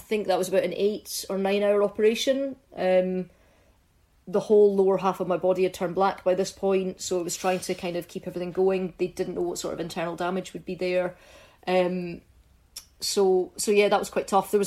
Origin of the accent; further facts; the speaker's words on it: Fife, Scotland, United Kingdom; also born or lived in Scottish Borders; when I was about five, we moved up to Fife. So we lived in a small village. My primary school was in the village.